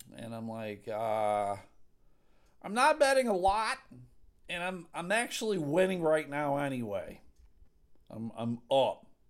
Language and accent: English; Buffalo, New York, United States; moved away as an adult; now in Michigan, United States; I'm from Buffalo, New York